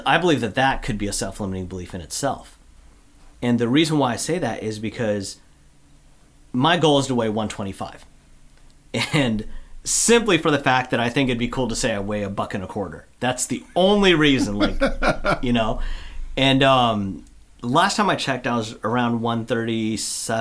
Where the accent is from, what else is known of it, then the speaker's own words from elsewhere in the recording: Olympia, Washington, United States; I grew up down in Olympia.